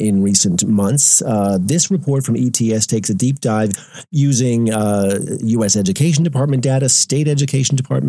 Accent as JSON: {"language": "English", "area": "Long Island", "region": "New York", "country": "United States", "tie": "born or raised there", "said": "Long Island, where I grew up, my hometown"}